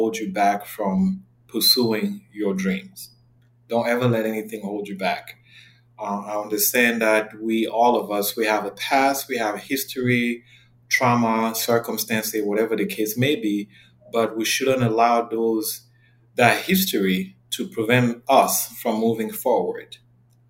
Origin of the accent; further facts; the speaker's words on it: Yaoundé, Centre, Cameroon; moved away as an adult; now in United States; I am originally from Cameroon. I was born and raised in Yaoundé. I lived in Cameroon until the age of 19, and I relocated to the U.S.